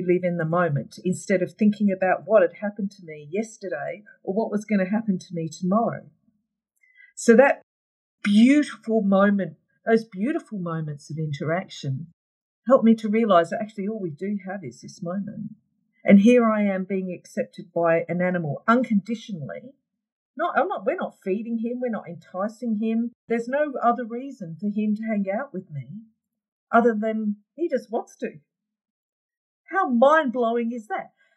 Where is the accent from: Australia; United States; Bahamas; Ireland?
Australia; my hometown